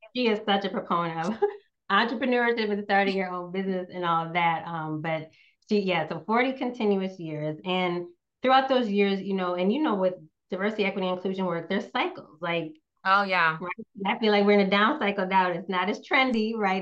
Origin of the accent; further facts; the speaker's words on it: Northeast United States, United States; moved away; also born or lived in Southeast United States; I grew up in the Northeast United States, currently live in the Southeast.